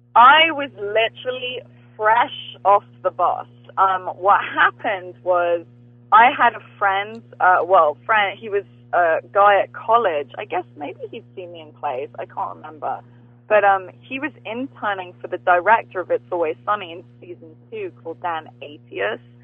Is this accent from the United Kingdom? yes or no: yes; England, United Kingdom; I grew up watching Friends in England